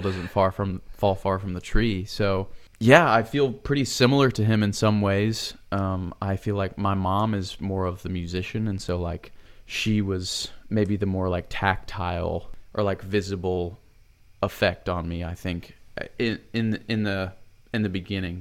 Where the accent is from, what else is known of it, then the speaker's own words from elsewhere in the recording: Buford, Georgia, United States; now in Nashville, United States; I grew up in Buford, Georgia